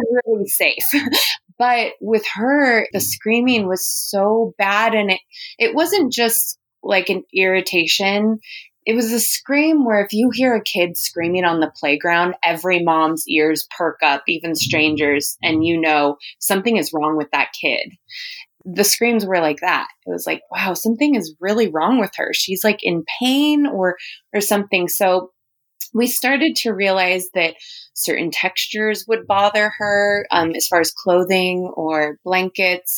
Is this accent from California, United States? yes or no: yes; Huntington Beach, California, United States; also born or lived in Los Angeles; I was born and raised in California, actually Huntington Beach